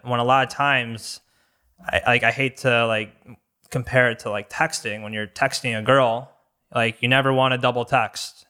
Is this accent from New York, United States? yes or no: no; Bloomfield Hills, Michigan, United States; also born or lived in Franklin, Michigan; So I grew up in Bloomfield Hills. Um, end up living in Franklin for the most part.